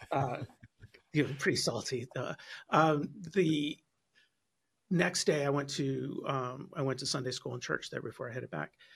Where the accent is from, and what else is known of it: South Bend, Indiana, United States; born or raised there